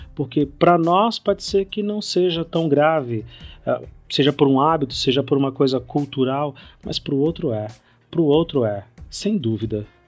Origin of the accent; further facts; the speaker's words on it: São Paulo, Brazil; also born or lived in Bahia; eu sou baiano de nascimento, passei a minha vida toda aqui em São Paulo, mas eu sou baiano de nascimento